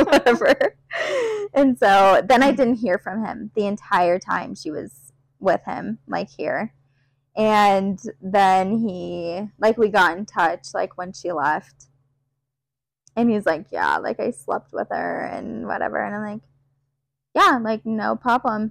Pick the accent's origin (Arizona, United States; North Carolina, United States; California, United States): Arizona, United States; Prescott; I grew up here in Prescott.